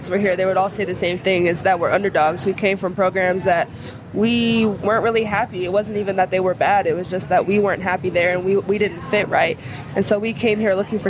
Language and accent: English; Arizona, United States; now in Utah, United States; I'm from Arizona